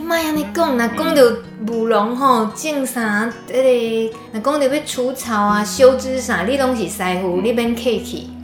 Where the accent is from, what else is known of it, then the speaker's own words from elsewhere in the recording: rural central Taiwan, Taiwan; 我们都是中部农村小孩长大的